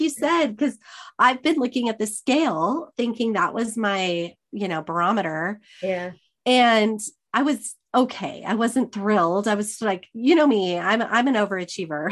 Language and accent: English; Arizona, United States; all my life growing up in Arizona